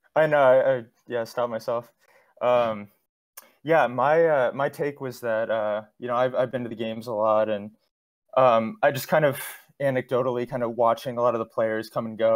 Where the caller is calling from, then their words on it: Los Angeles, California, United States; calling from Los Angeles